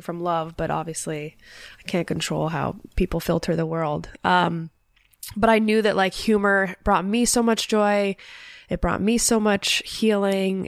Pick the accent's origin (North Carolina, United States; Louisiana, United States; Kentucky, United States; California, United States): California, United States; Los Angeles; also born or lived in Sherman Oaks / Calabasas; I was born in Los Angeles